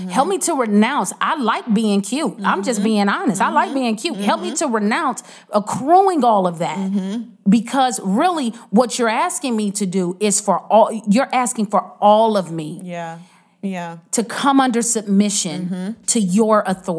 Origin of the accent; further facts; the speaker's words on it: United States; As American, in our American culture